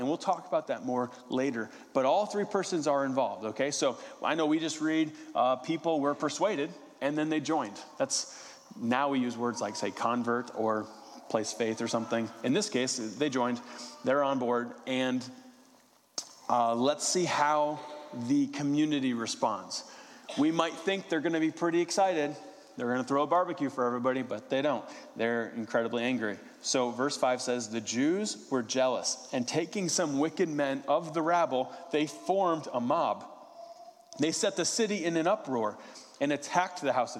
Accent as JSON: {"language": "English", "region": "West Virginia", "country": "United States", "said": "I'm from West Virginia"}